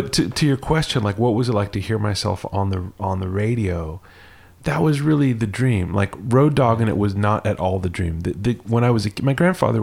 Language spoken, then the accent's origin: English; Los Angeles, California, United States; moved away as an adult; also born or lived in New York / New Orleans; I grew up in LA. I was born in Encino